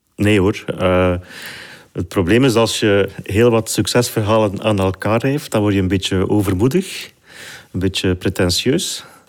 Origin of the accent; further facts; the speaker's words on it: Flanders, Belgium; ik ben geboren en getogen in Vlaanderen